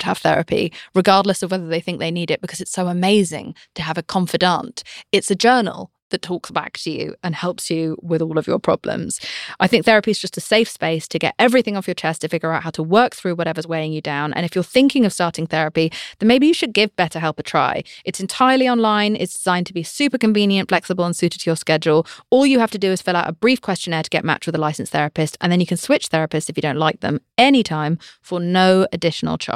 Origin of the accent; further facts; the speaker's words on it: United Kingdom; I'm British.